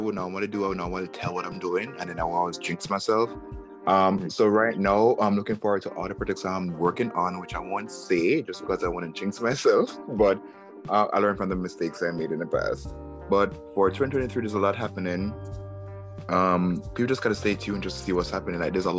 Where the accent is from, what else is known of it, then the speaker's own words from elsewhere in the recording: Jamaica; also born or lived in Kingston, Jamaica / Miami, United States; now in New York, United States; I'm literally a country boy from Jamaica. I'm literally from the country. I was born in Kingston, as which everybody else born in Kingston, because that's where everybody went to go give birth. I grew up in Kingston until I was five or four years old.